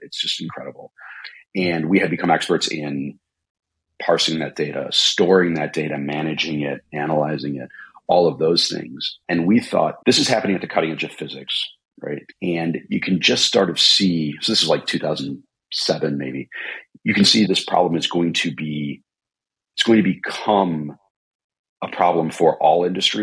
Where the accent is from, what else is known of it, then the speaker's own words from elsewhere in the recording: Midwest, United States; we're both from the Midwest